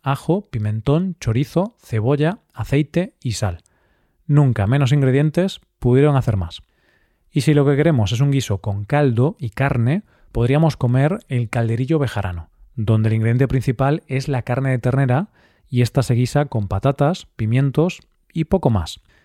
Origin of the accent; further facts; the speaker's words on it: Galicia, Spain; Galicia, mi tierra